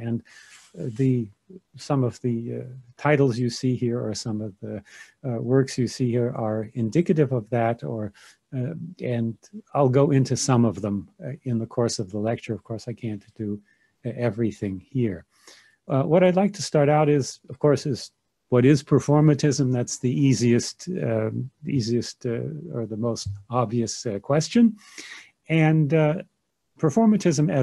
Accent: United States; moved away as an adult; also born or lived in Germany; now in Munich, Germany; I was raised in America

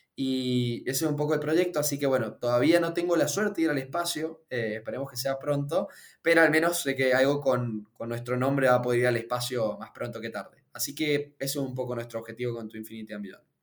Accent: Mendoza, Argentina; yo soy de Mendoza, como tal vez noten por el acento

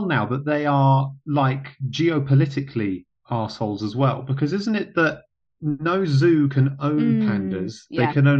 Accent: Singapore; So I grew up in Singapore, very tropical.

